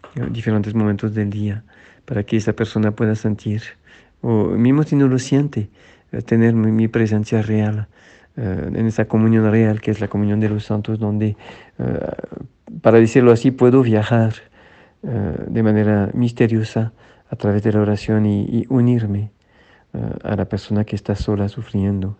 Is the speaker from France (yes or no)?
yes; France; now in Mexico; un sacerdote en Francia en mi tierra